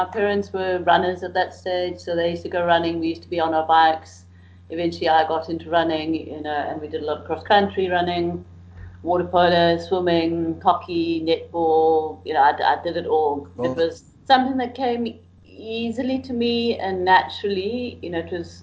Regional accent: Cape Town, Western Cape, South Africa; also born or lived in Grahamstown, Eastern Cape; I grew up in Cape Town

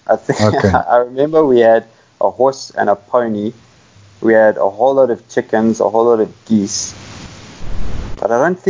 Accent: Cape Town, Western Cape, South Africa; moved away as an adult; also born or lived in Johannesburg, South Africa / Botswana; now in Roodepoort, South Africa; I was actually born in Joburg, but I grew up most of my life in Cape Town.

